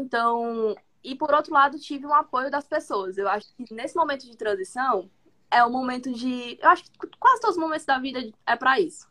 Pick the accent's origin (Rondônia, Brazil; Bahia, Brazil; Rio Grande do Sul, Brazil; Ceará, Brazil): Ceará, Brazil; Fortaleza; sou de Fortaleza, Ceará